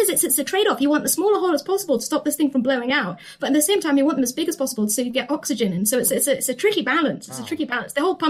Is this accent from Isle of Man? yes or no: yes; Isle of Man; I'm from the Isle of Man. And so we don't celebrate Halloween. We celebrate Hopchinay.